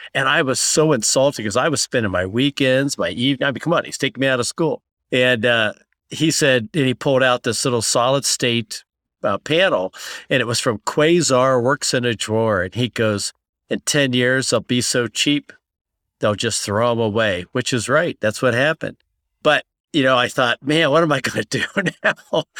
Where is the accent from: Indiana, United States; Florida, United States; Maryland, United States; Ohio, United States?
Ohio, United States; Columbus; they recruited me back to Columbus. So I, I came back to my hometown